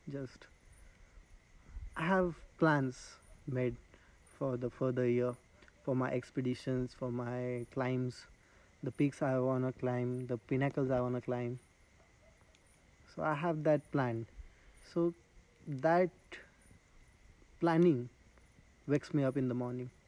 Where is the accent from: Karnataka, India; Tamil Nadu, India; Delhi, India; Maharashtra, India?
Maharashtra, India; Nashik, Katsurli village; I was born in Nasik, Nasik no. city only. But uh, I grew up in a lot of uh, Adivasi padas. Adivasi is a tribal people.